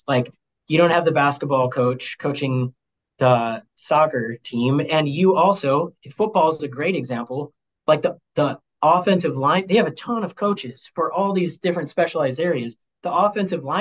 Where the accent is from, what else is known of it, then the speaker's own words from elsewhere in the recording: Sioux Falls, South Dakota, United States; moved away as an adult; now in Jamestown, United States; I'm from Sioux Falls, so, like, I'm from AA. I'm from big school, big city, South Dakota